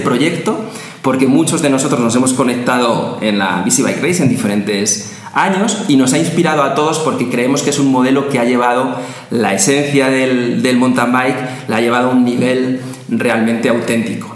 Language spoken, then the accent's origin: Spanish; Spain; lo que llamamos los españoles gominolas